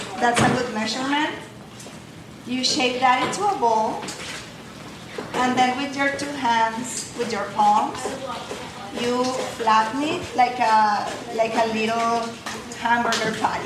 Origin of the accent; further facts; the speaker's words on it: Venezuela; moved away; So I'm originally from Venezuela.